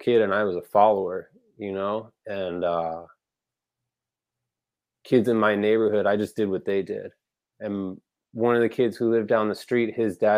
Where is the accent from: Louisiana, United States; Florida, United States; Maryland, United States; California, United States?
Florida, United States; Weston; now in Orlando, United States; I grew up in Broward County, this little city called Weston.